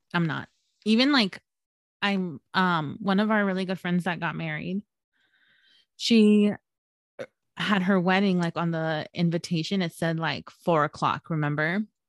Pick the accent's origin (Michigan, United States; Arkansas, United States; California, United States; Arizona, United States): California, United States; San Gabriel Valley; Hiram and I actually grew up in the San Gabriel Valley